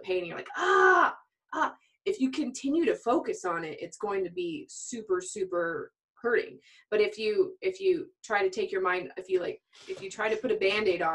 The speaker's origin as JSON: {"language": "English", "town": "Albuquerque", "region": "New Mexico", "country": "United States", "tie": "born or raised there", "said": "I was raised in Albuquerque, New Mexico"}